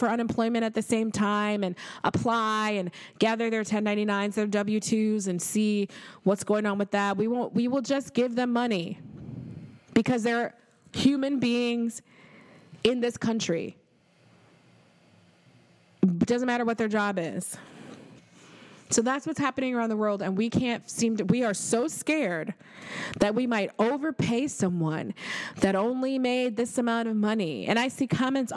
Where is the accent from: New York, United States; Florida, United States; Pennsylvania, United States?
New York, United States; as a New Yorker